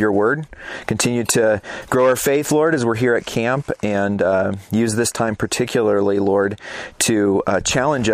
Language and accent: English; Phoenix, Arizona, United States; moved away; I'm actually from Phoenix, Arizona